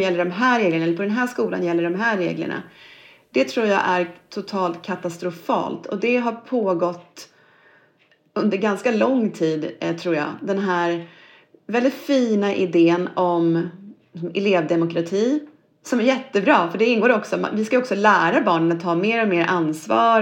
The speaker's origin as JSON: {"language": "Swedish", "town": "Norrköping", "region": "Östergötland", "country": "Sweden", "tie": "born or raised there", "said": "Jag är född i, i Norrköping och uppvuxen där och gått i skola"}